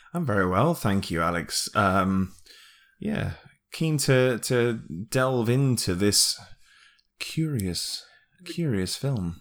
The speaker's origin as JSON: {"language": "English", "country": "United Kingdom", "said": "being British"}